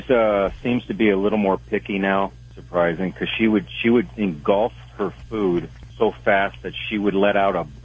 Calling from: Wyoming, United States; Well, I'm uh, truck driving here in Wyoming.

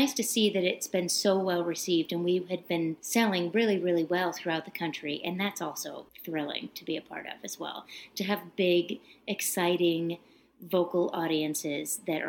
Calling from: Grafton, Illinois, United States; I'm calling from Grafton, Illinois.

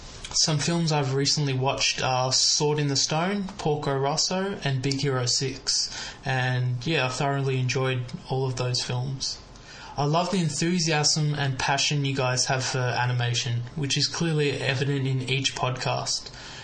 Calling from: Melbourne, Victoria, Australia; I'm from Melbourne, Australia

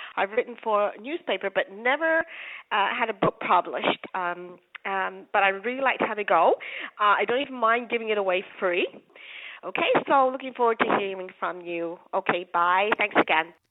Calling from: London, United Kingdom; I'm calling from London

